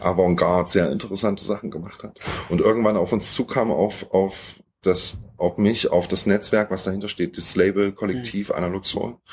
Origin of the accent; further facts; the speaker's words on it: Thuringia, Germany; moved away as an adult; now in Leipzig, Germany; wir kommen eigentlich so aus Thüringen, sind aber jetzt inzwischen seit, seit über zehn Jahren in Leipzig